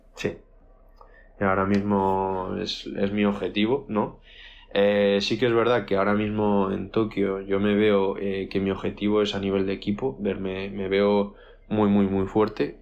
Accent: Burgos, Castile and León, Spain; now in Madrid, Spain; yo soy de Burgos

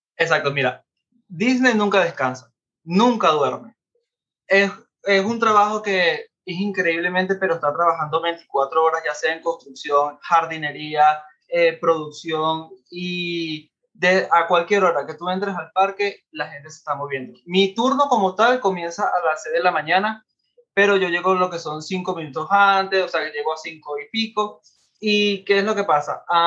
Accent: Venezuela; moved away as an adult; now in Orlando, United States; Yo vengo de Venezuela. Tengo aproximadamente viviendo en Orlando ya cuatro años.

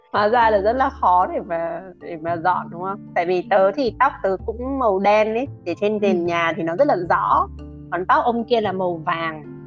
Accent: Vietnam; first language Vietnamese; mình là người việt không tiếng anh không phải ngôn ngữ đầu tiên

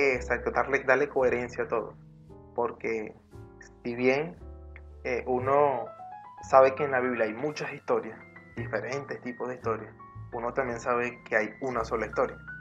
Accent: Venezuela; aquí en Venezuela, en mi país

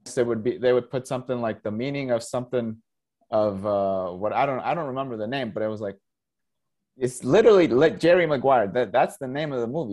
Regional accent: Costa Rica; first language Spanish; English is a second language; moved away as an adult; also born or lived in Canada / Michigan / Los Angeles / Southern Utah; now in Utah, United States; I grew up in Costa Rica.

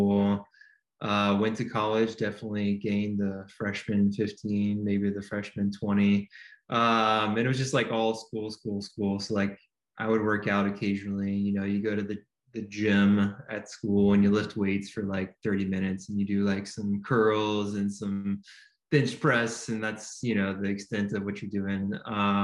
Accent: Georgia, United States; moved away as an adult; also born or lived in Kentucky / North Carolina; now in Holly Springs, United States; I was born in Kentucky, grew up in Georgia, went back to school in Kentucky

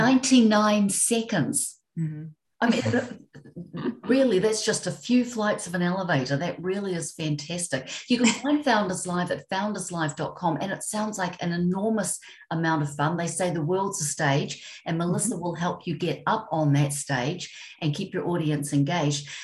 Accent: New Zealand; I'm from New Zealand

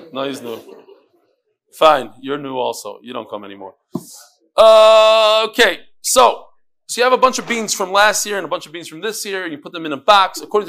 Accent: Kyiv, Ukraine; born there; Just to give some background, I was born in Kiev, Ukraine

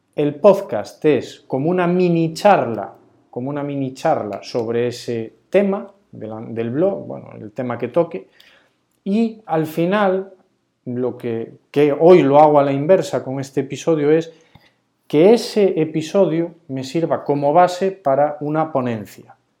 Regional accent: Galicia, Spain; also born or lived in Ourense; qué bonita es nuestra Galicia

